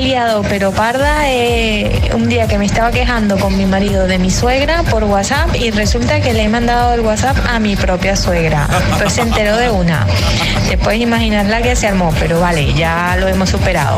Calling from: Zaragoza, Aragon, Spain; los escucho desde Zaragoza

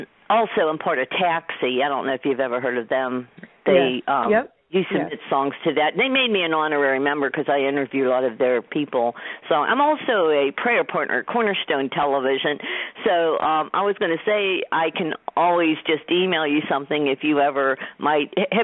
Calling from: Pittsburgh, Pennsylvania, United States; I'm calling from Pittsburgh, Pennsylvania

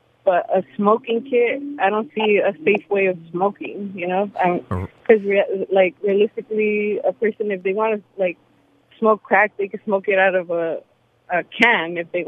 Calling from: Woodley Hills, Virginia, United States; Hi. Welcome to... … I'm from Woodley Hills.

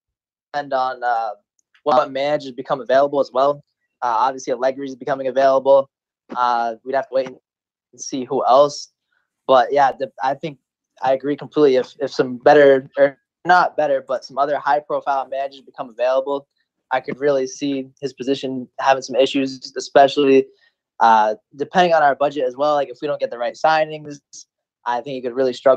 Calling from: Massachusetts, United States; Massachusetts specifically.

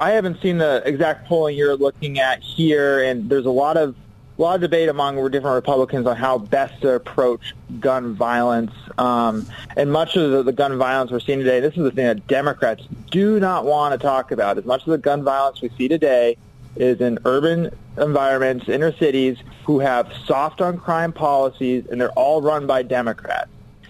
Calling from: Washington, District of Columbia, United States; I'm calling you from Washington, D.C. here

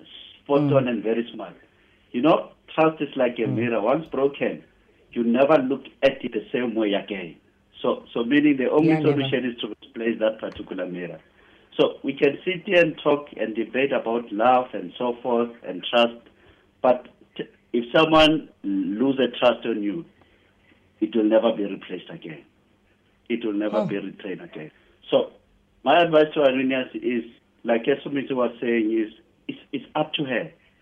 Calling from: Polokwane, Limpopo, South Africa; I'm calling you from Polokwane.

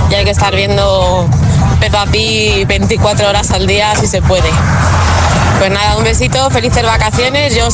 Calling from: Valencia, Valencian Community, Spain; desde de Valencia.

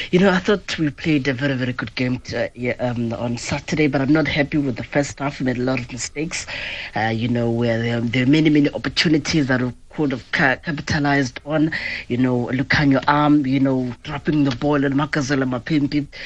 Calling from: Komani, Eastern Cape, South Africa; I'm to from Komani in Queenstown.

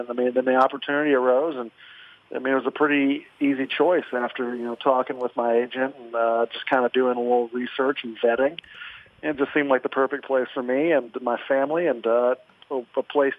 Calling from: Kansas City, United States; I'm here in Kansas City right now trying to get everything ready to roll back to Buffalo.

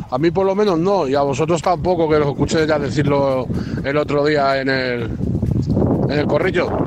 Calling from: Getafe, Community of Madrid, Spain; de Getafe.

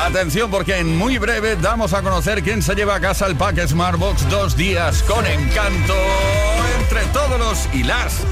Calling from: La Garriga, Catalonia, Spain; de la Garriga.

